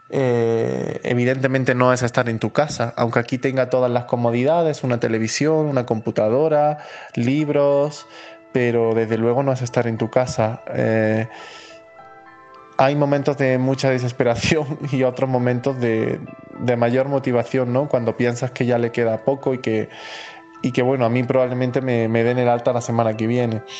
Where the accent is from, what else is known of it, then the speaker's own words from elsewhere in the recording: Spain; moved away as an adult; now in Mexico; y, soy un español que viajó eh, a México el 11 de marzo.